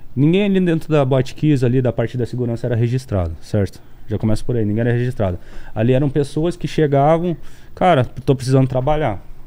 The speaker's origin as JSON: {"language": "Portuguese", "town": "Santa Maria", "region": "Rio Grande do Sul", "country": "Brazil", "tie": "born or raised there", "moved": "yes", "said": "eu nasci em Santa Maria, então as pessoas que são nativas de lá, a maioria se conhece"}